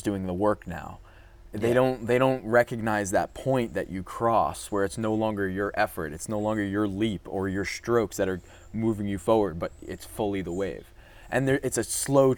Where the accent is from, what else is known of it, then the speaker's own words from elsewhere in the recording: Long Island, New York, United States; I grew up on Long Island